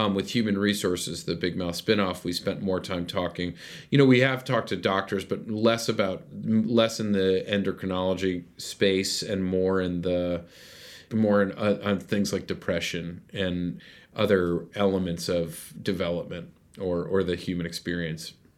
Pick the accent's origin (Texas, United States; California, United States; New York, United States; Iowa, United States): New York, United States; Westchester; also born or lived in White Plains; I grew up in Westchester